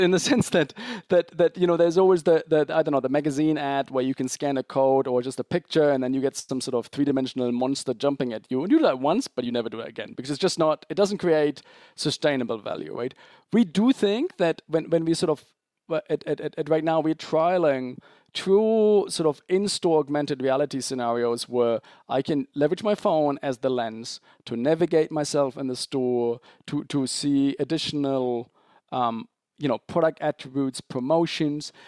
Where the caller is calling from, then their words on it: Zurich, Switzerland; I'm calling from, from Zurich, Switzerland